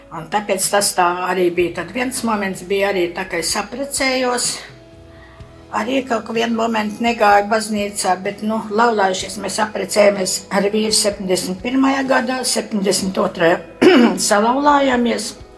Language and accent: Latvian; Preiļi district, Sauna parish, Latgale, Latvia; moved away as an adult; also born or lived in Kurzeme; now in Riga, Latvia; dzimusi es esmu gan tagad Prēļu rajonā, Saunas pagastā, līdz 20 gadiem dzīvoju Latgalē.